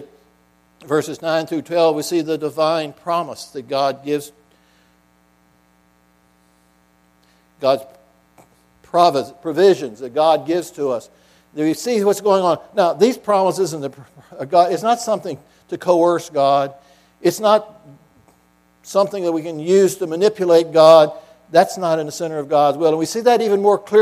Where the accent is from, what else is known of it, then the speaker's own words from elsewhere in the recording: Salem, Virginia, United States; also born or lived in New Jersey; Now, I'm from here in Southwest Virginia. I grew up in Salem